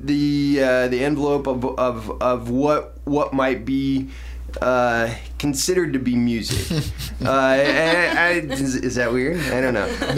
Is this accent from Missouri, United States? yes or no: yes; Sedalia, Missouri, United States; moved away as an adult; also born or lived in Memphis, Tennessee; I was originally from Sedalia. I moved to Memphis, Tennessee when I was 18